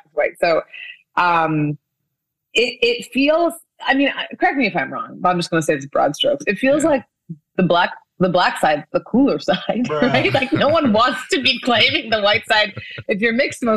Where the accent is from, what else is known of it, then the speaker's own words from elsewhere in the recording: Canada; moved away as an adult; also born or lived in Nigeria / Korea / France; now in Los Angeles, United States; I was born in Nigeria. I grew up in Canada